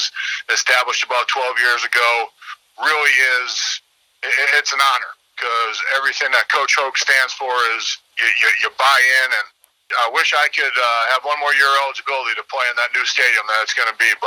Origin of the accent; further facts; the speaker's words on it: Peru, Illinois, United States; also born or lived in Bowling Green, Kentucky; growing up in Peru, I'm all things Chicago